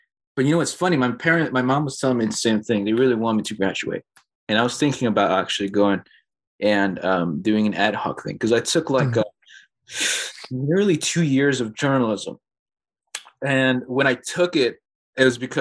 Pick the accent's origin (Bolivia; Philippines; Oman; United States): Bolivia; I'm Bolivian.